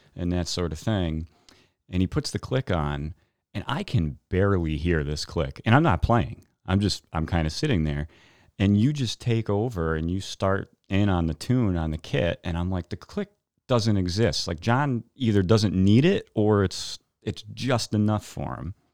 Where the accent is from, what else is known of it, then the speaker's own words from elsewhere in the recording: New Milford, Connecticut, United States; also born or lived in New York; I was born in New York, um, and grew up in New Milford